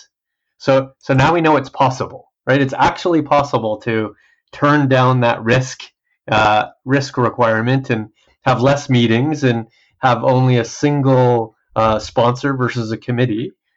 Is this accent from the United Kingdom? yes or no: no; Canada; I'm usually the sole Canadian and somewhere else in the world.